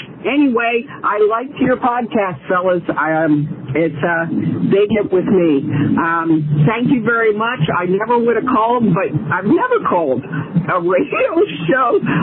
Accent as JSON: {"language": "English", "region": "Delaware", "country": "United States", "moved": "as an adult", "lives_now": "South Carolina, United States", "said": "I am from Delaware"}